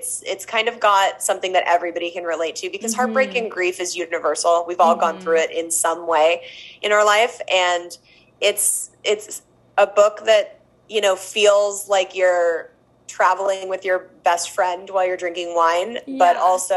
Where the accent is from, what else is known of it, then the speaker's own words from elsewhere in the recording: Los Angeles, California, United States; I've grown up, born and raised in Los Angeles